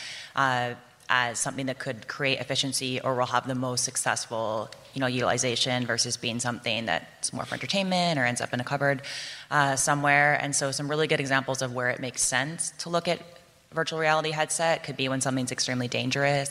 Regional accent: Canada; I'm from Canada

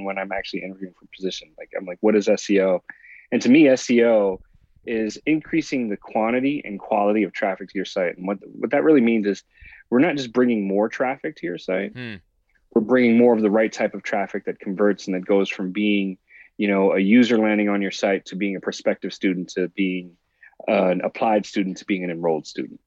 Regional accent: Puerto Rico; now in San Diego, United States; I grew up in Puerto Rico as a kid

